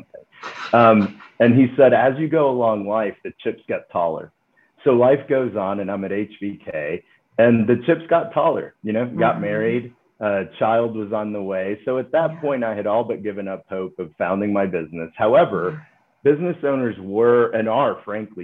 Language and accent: English; Dallas, Texas, United States; Grew up in Dallas, Texas. So, you know, ended up coming back home